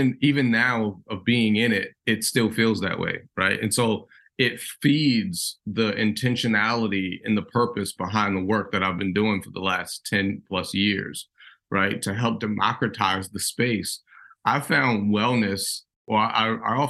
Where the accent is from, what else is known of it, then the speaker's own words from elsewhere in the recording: Baltimore, Maryland, United States; I grew up in West Baltimore